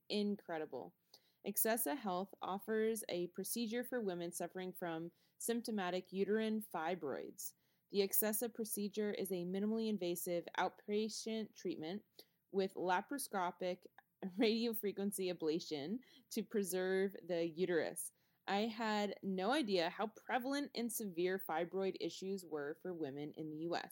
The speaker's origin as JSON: {"language": "English", "town": "Houston", "region": "Texas", "country": "United States", "moved": "as an adult", "lives_now": "Raleigh, United States", "said": "I'm from Houston"}